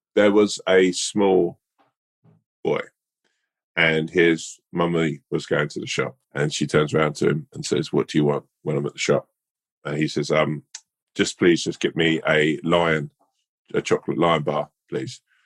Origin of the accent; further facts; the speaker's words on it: London, United Kingdom; I'm a Londoner